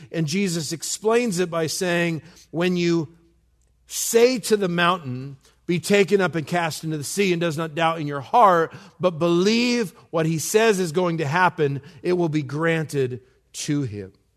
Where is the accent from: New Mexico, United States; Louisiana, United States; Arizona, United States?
New Mexico, United States; I'm from New Mexico